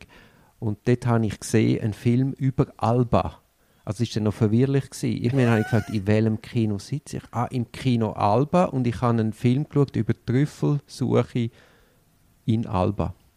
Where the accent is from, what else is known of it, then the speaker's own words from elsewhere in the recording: Switzerland; als Schweizer bist ja du ein bisschen staatsgläubig